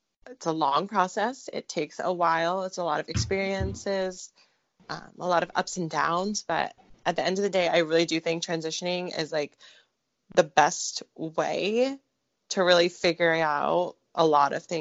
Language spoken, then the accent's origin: English; Philippines; I am Filipino